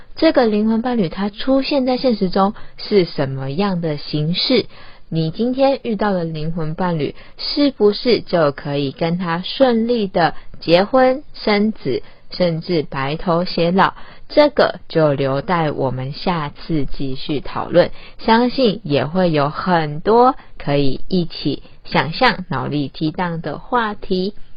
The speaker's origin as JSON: {"language": "Chinese", "country": "Taiwan", "said": "像我们台湾人，我们讲中文"}